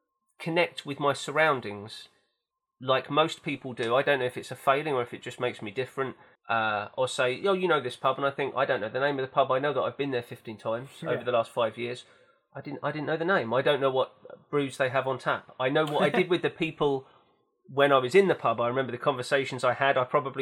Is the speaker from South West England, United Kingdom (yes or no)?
no; London, United Kingdom; also born or lived in East Anglia; I'm from East London. I'm from East Anglia. I lived in San Francisco. I studied in Norwich. I'm now in London.